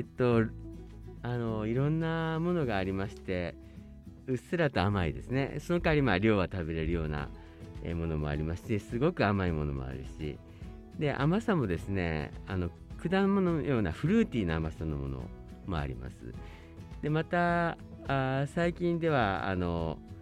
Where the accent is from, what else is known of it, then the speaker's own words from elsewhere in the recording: Kobe, Hyogo, Japan; moved away as an adult; now in Hokkaido, Japan; 私はあの兵庫県の神戸市出身でして